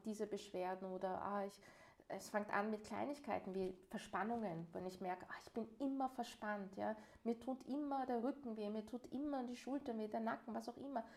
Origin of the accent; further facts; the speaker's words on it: Vienna, Austria; Und bin ich selbst in Wien geboren und hier aufgewachsen.